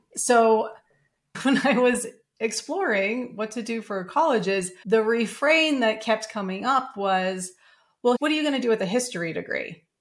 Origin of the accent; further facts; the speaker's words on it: Denver, Colorado, United States; I grew up in Denver, Colorado